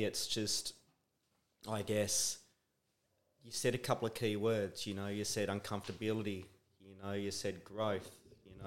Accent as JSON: {"language": "English", "town": "Brisbane", "region": "Queensland", "country": "Australia", "said": "we're both from Brisbane"}